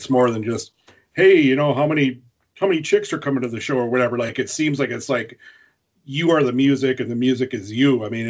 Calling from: North Dakota, United States; I'm up in North Dakota.

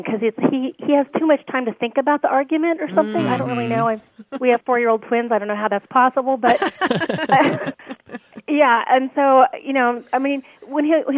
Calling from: Temecula, California, United States; I'm calling from Temecula, California

